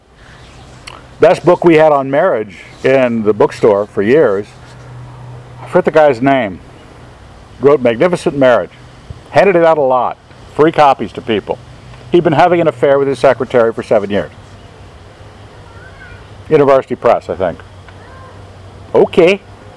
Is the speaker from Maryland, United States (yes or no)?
yes; Maryland, United States; I grew up in Maryland, border state